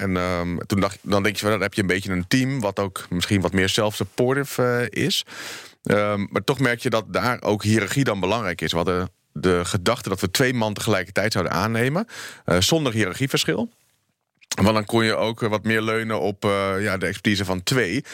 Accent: Netherlands

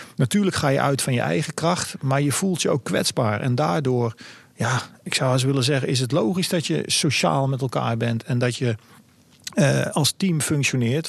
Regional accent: Netherlands; ik als Nederlander

